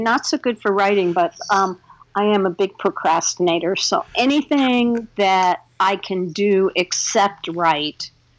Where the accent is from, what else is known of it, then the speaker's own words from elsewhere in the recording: Washington, District of Columbia, United States; now in Chicago, United States; I'm originally from the East Coast. I grew up in Washington, D.C. And I now live in Chicago. I've lived in Chicago for about more years than I care to mention.